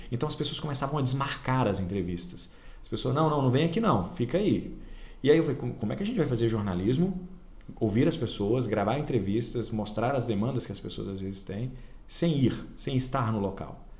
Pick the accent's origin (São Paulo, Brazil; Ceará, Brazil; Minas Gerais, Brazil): Minas Gerais, Brazil; Oliveira; eu conheço bem Pará de Minas, Formiga, Itaúna, Oliveira, minha cidade natal, nem fala, mas.